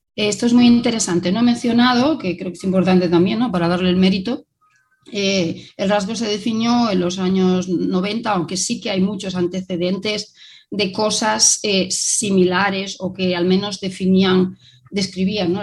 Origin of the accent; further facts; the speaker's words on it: Vigo, Galicia, Spain; now in Barcelona, Spain; soy originaria de, de Vigo, pero ya hace bastantes años que vivo en Barcelona.